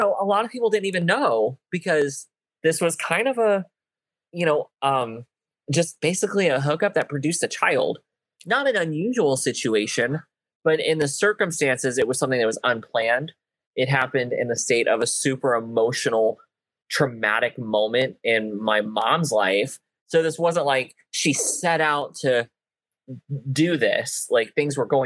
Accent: United States; my hometown of Allen County

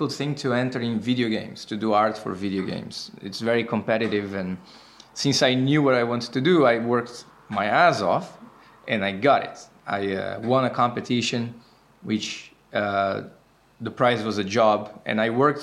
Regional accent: Brazil; now in Amsterdam, Netherlands; I am 27 years old and I'm from Brazil. I now live in Amsterdam

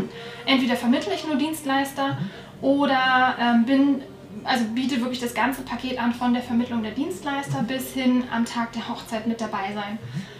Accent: Northern Germany, Germany; moved away as an adult; now in Allgäu, Germany; wie man wahrscheinlich hören kann, komme ich nicht aus Bayern, sondern äh, aus Norddeutschland

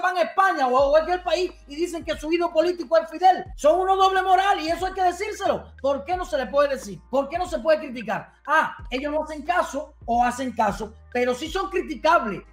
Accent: Cuba; moved away; soy cubano

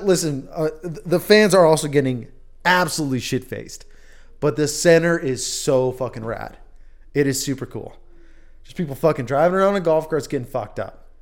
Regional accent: Wisconsin, United States; now in Idaho, United States; a guy from Wisconsin

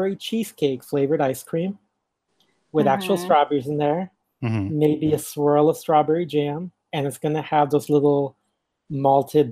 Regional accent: California, United States; I'm from California

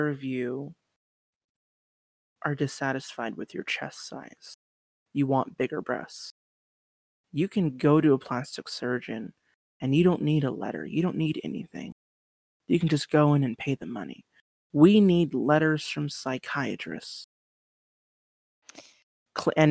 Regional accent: Spokane, Washington, United States; moved away; I'm from Eastern Washington, born and raised in Spokane.

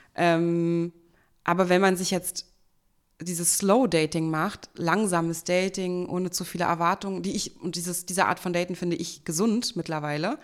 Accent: Berlin, Germany; accent: Hochdeutsch; Bin Urberlinerin und ich spreche auch Hochdeutsch.

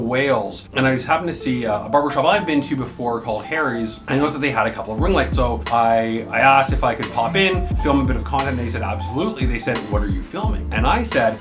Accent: Toronto, Ontario, Canada; I'm from Toronto.

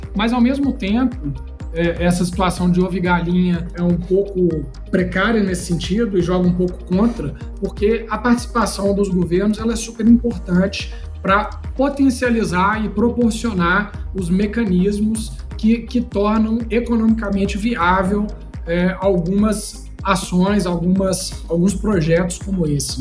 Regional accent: Brazil; a gente é brasileiro

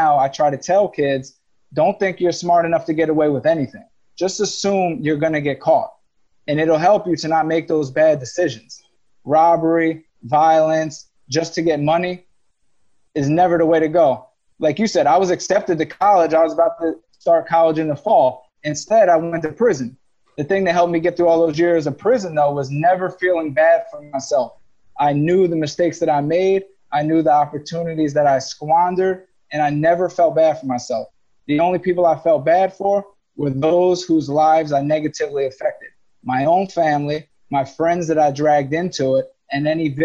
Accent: Rahway, New Jersey, United States; We come from Rahway, New Jersey, a place where it's not a lot of crime

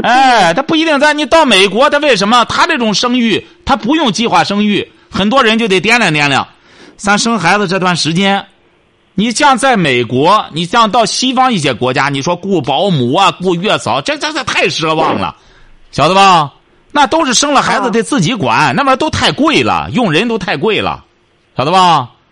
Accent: China; 我们中国人光说了

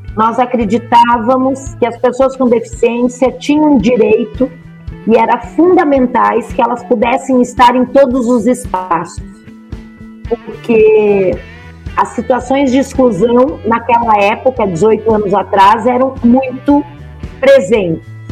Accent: Brochier, Rio Grande do Sul, Brazil; accent: southern (gaúcho); moved away as an adult; also born or lived in Pelotas / Montenegro / Porto Alegre; now in São Paulo, Brazil; E eu fui criada num lugar muito pequenininho chamado Brochier, que era um povoado eh, a 30 quilômetros de distância de uma cidade que se chama Montenegro. Então eu vivi lá até os meus 13 anos de idade.

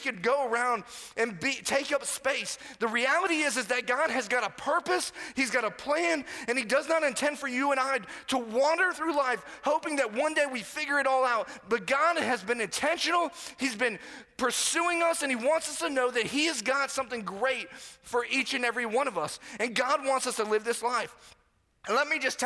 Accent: Florida, United States; moved away; I pretty much grew up on the other coast of Florida

